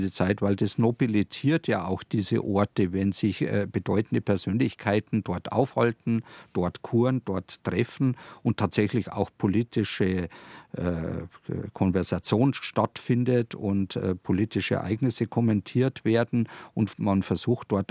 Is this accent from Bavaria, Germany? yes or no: yes; Landshut, Bavaria, Germany; interessanterweise direkt eben in Bezug auf meine Heimatstadt Landshut im Zusammenhang eben mit Herzog Georg dem Reichen